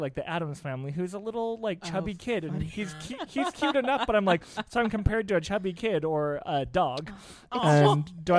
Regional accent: Coeur d'Alene, Idaho, United States; So I grew up in Idaho and I did community theater with him.

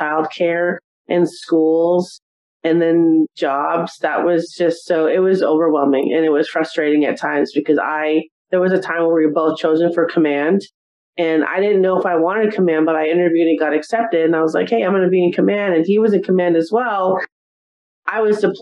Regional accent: Simi Valley, California, United States; born or raised there; moved away as an adult; also born or lived in Arizona

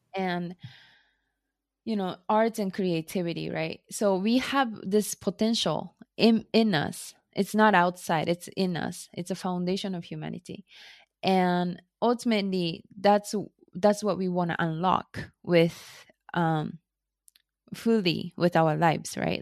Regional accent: Japan; English is a second language; moved away as an adult; also born or lived in United States; now in Tokyo, Japan; I was born and raised in Japan

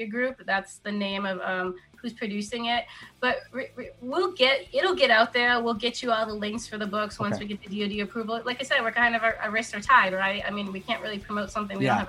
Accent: Upper Peninsula of Michigan, United States; I'm from the Upper Peninsula of Michigan

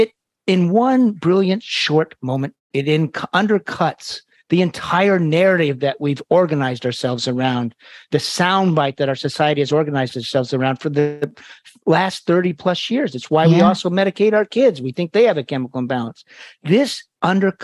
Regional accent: Boston, Massachusetts, United States; I'm from Boston

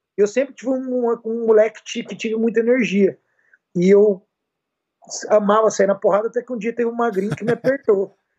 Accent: Campo Grande, Mato Grosso do Sul, Brazil; moved away; eu sou de Campo Grande, Mato Grosso do Sul, lá do meu Pantanal querida

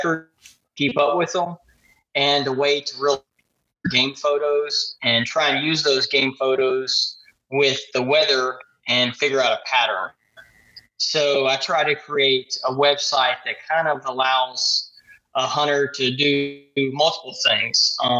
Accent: Jewett, Texas, United States; Yeah, this is down in Texas. So okay. The cattle industry runs everything. And where I grew up in Jewett, 600 people, that's pretty much what everybody does is run cattle.

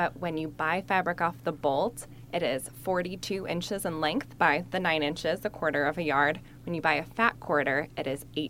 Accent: Wisconsin, United States; I'm from Wisconsin. I don't know that word.

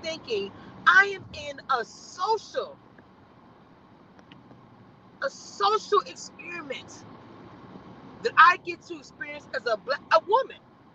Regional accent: Louisiana, United States; now in Texas, United States; I'm from Louisiana

